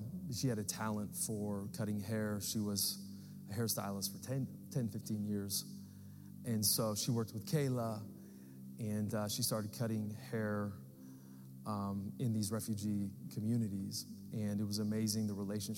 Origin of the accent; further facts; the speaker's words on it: United States; as American Christians